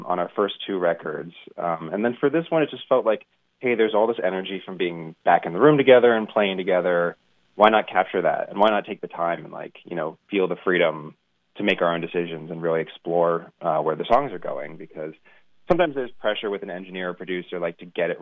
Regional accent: United States; I was born in the States, but my dad was born in Scotland

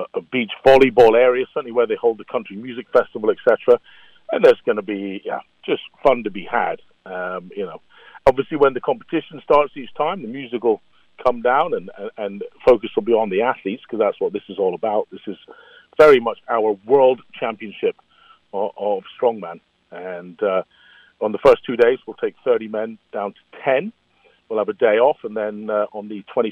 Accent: London, United Kingdom; I'm from London, England

